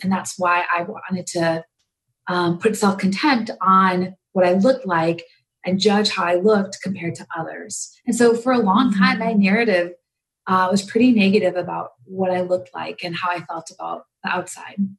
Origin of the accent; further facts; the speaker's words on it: a small town in Wisconsin, United States; also born or lived in India; I actually was born in India and um, just a small village north of Delhi. Um, and I lived in an orphanage my first year of my life and then was adopted into the United States. And I grew up in the Midwest, um, a small town in Wisconsin.